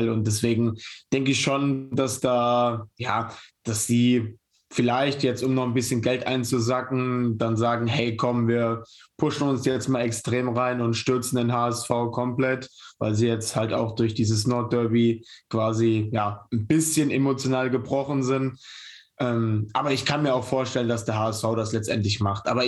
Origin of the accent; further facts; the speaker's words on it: Bremen, Germany; Ja, ich als Bremer muss natürlich für den KSV sein.